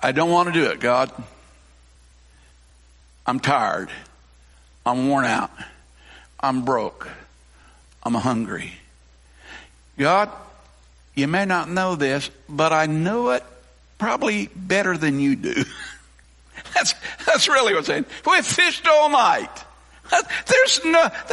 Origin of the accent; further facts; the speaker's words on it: Colorado, United States; now in Newton County, Missouri, United States; I grew up, I say out west, I grew up in Colorado, I grew up in cowboy country